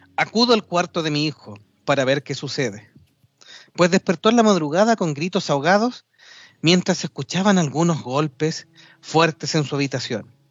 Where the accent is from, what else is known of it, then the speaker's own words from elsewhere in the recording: Chile; aquí en Chile